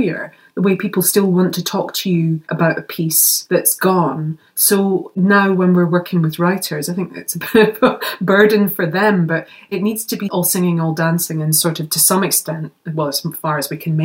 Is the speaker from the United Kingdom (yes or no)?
yes; Scotland, United Kingdom; as a Scottish girl.